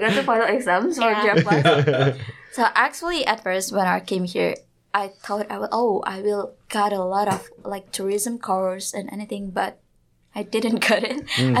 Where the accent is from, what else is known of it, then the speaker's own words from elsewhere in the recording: Banyuwangi, East Java, Indonesia; moved away as an adult; Banyuwangi. It's eastern tip of Java Island.